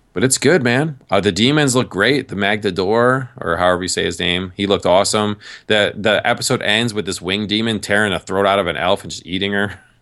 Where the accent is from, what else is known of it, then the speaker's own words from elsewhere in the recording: New York, United States; moved away as an adult; also born or lived in Massachusetts / Virginia; I grew up in New York